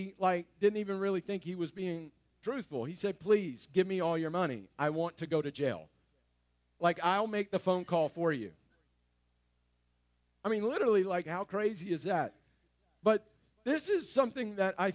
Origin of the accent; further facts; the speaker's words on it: North Louisiana, United States; I'm from North Louisiana, so I am a redneck